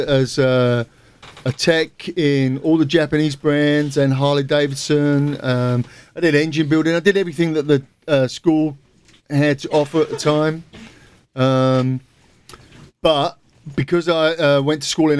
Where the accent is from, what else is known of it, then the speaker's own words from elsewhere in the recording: Southend-on-Sea, East of England, United Kingdom; moved away as an adult; also born or lived in New York; In my hometown, Southend.